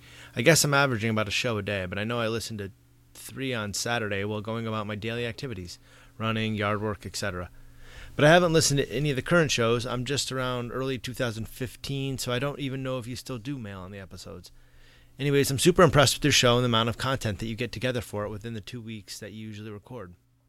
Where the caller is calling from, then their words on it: Massachusetts, United States; from Down Under, United States, I mean, Massachusetts to be precise.